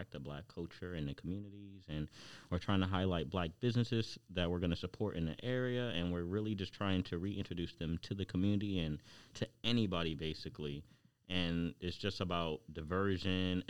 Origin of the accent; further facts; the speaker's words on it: New York City, New York, United States; I'm from Brooklyn.